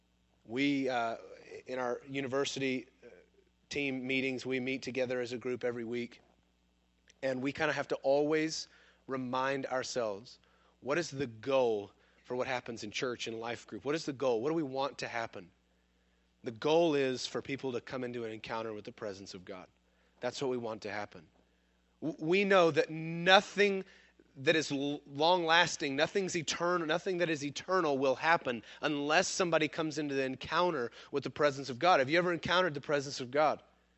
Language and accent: English; Sundown, Texas, United States; also born or lived in Missouri; Sundown, Texas, where we came from, well, kind of came from. We made a brief stop in Missouri, but we're really from West Texas.